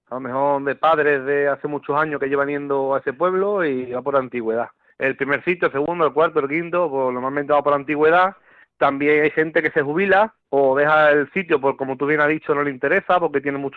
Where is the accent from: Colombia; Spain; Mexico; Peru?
Spain; San Juan del Puerto, Andalusia; empezamos aquí en mi pueblo, que es la semana que viene, aquí en San Juan del Puerto